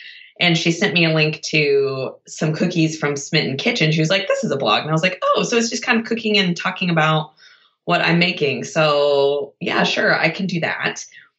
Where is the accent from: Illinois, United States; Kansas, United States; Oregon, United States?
Kansas, United States; Wichita; I grew up in Wichita, Kansas, with very classic Midwestern cooking.